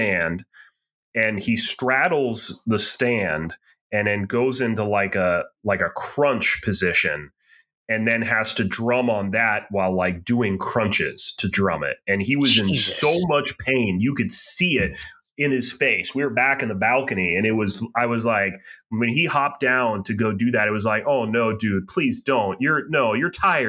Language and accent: English; Boston, Massachusetts, United States; we're from the Boston area, you much more so than me.